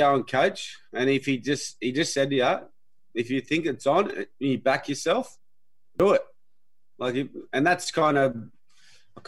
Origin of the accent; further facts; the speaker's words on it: Milperra, New South Wales, Australia; I grew up in Mulpera